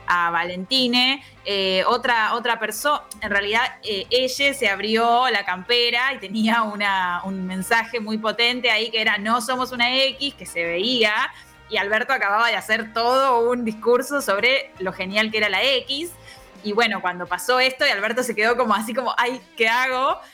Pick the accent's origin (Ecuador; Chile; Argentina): Argentina; somos todos argentinos